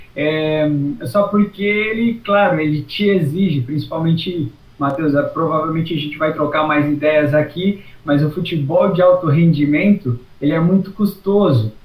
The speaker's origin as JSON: {"language": "Portuguese", "town": "Criciúma", "region": "Santa Catarina", "country": "Brazil", "said": "E o Próspera é um time onde eu cresci, porque embora da Vila Manaus, é de uma região que é próxima à universidade"}